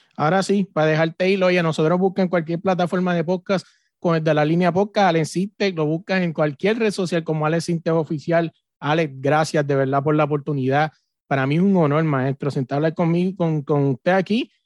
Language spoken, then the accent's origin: Spanish; Puerto Rico; yo soy de Puerto Rico